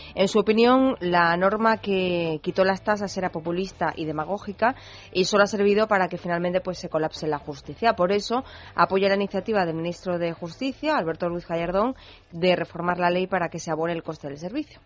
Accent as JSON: {"language": "Spanish", "country": "Spain", "said": "los españoles somos los europeos"}